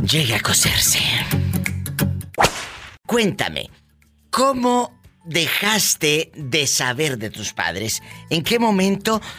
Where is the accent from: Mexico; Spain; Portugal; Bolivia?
Mexico; Chihuahua; ¿Y dónde naciste? ¿Eh? En Chihuahua.